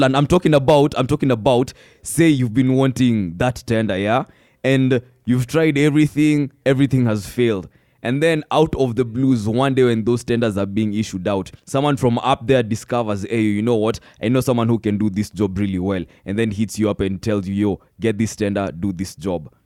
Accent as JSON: {"language": "English", "town": "Meru", "region": "Meru County", "country": "Kenya", "tie": "born or raised there", "said": "I was born and raised in Meru"}